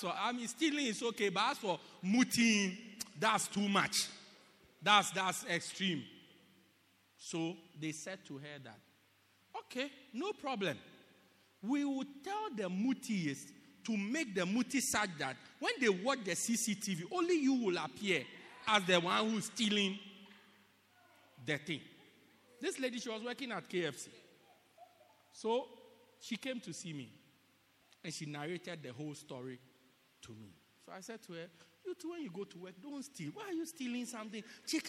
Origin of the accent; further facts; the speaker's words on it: South Africa; I'm a God's girl before I'm a South African. Yeah, before I'm a South African. I'm a Christian South African.